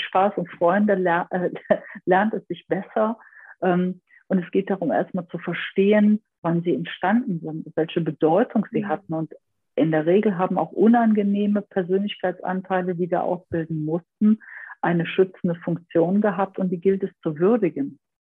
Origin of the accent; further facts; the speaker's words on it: Aachen area, North Rhine-Westphalia, Germany; ich komme so ein bisschen aus dem Aachener Raum